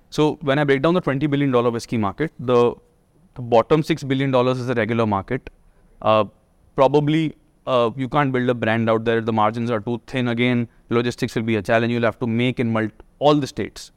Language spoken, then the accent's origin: English; Delhi, India; also born or lived in Manchester; I'm from Delhi. Uh, I did my schooling here